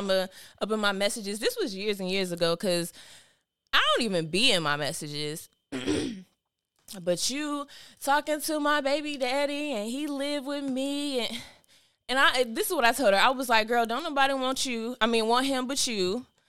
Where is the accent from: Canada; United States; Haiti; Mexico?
United States; North Carolina; accent: North Carolina accent; I'm from North Carolina. And they be like, that little accent. I don't hear no accent, but you know, every time you somewhere else, everybody hear a little North Carolina accent.